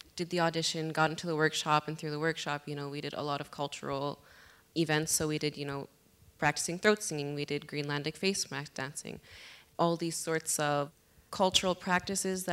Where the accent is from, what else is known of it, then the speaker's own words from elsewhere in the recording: Iqaluit, Nunavut, Canada; my hometown, Iqaluit